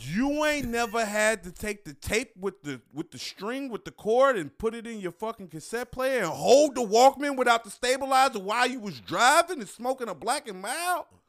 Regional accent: Chicago, Illinois, United States; born or raised there; moved away as an adult; now in Detroit, United States

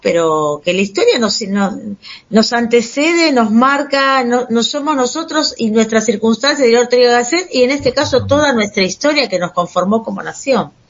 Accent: Argentina; yo soy argentino

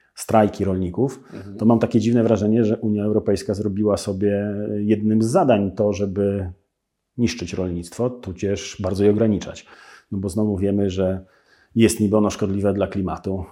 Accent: Białystok, Podlaskie Voivodeship, Poland; Ja jestem z Białego Stoku

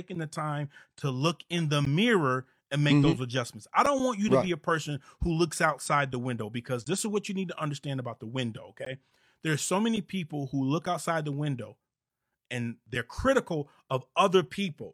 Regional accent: Monroe, Michigan, United States; now in Atlanta, United States; I'm originally from Monroe, Michigan

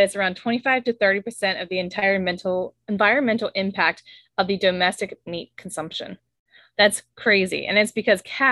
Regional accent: South Louisiana, United States; we're from South Louisiana

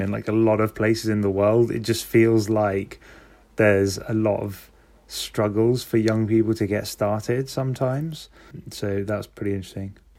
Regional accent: London, United Kingdom; I'm from London

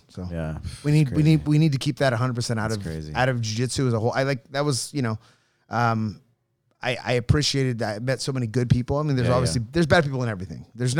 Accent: Grass Valley, California, United States; also born or lived in Los Angeles; I was born in L.A. And then I moved to a small town called Grass Valley, like in Northern California.

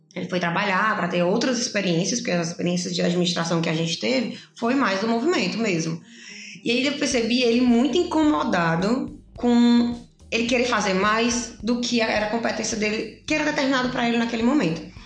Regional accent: Pacajus, Ceará, Brazil; now in Fortaleza, Brazil; eu vim do interior, eu sou de Pacajus, não interior tão interior, região metropolitana, 50 quilômetros daqui

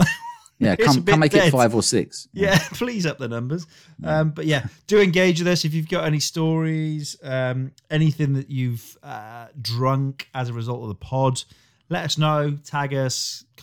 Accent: Wales, United Kingdom; I'm Welsh, so naturally I was carved from coal and given the vocal prowess of a young ….

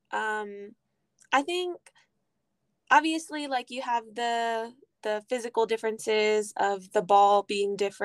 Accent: Houston, Texas, United States; moved away as an adult; now in Holly Springs, United States; I'm from Houston, Texas, but I go to school at Rust College in Holly Springs, Mississippi

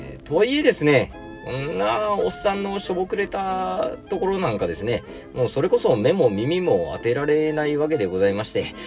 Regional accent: Satsumasendai, Kagoshima, Japan; 私の地元でもですね、毎年9月にですね、秋分の日の前日に、日本一の大綱引きが行

